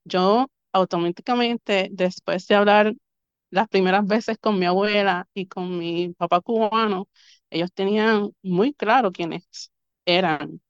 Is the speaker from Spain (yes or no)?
no; Río Grande, Puerto Rico; also born or lived in Río Piedras, Puerto Rico; yo nací en Río Piedras, Puerto Rico. Mi mamá voló a los nueve meses de Nueva York para parirme en solo boricua.